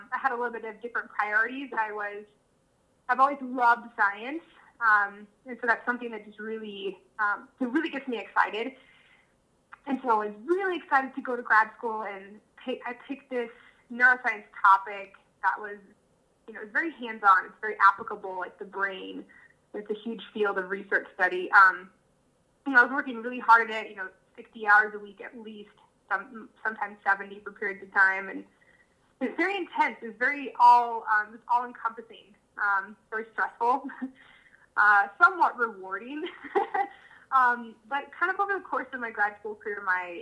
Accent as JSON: {"language": "English", "region": "Colorado", "country": "United States", "tie": "born or raised there", "said": "I grew up in Colorado, grew up camping, and loved the mountains."}